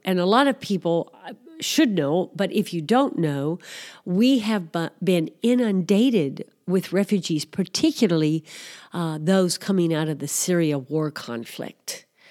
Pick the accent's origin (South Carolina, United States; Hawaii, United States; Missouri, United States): Missouri, United States; moved away as an adult; also born or lived in Greece; I grew up in Missouri, although I am Greek American